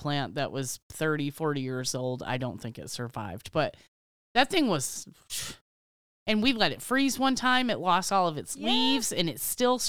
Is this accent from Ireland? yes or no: yes; Ireland; I like shamrocks. I'm Irish. I like shamrocks.